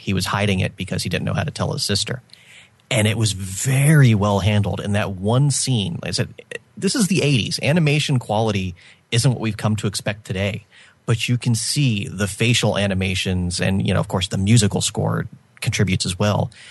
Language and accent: English; United States; as an American